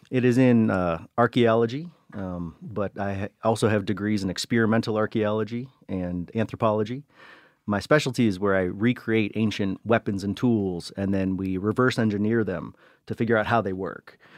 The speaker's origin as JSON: {"language": "English", "town": "Cleveland", "region": "Ohio", "country": "United States", "tie": "born or raised there", "first_language": "English", "said": "I was born in Cleveland."}